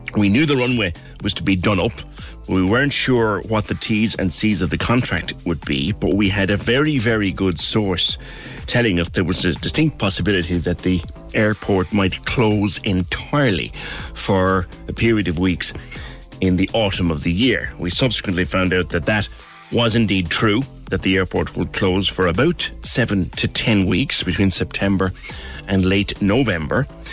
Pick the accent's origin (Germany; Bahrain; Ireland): Ireland; as Irish people